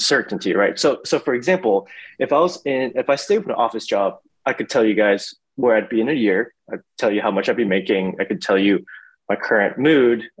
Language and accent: English; Houston, Texas, United States; I was born and raised in Houston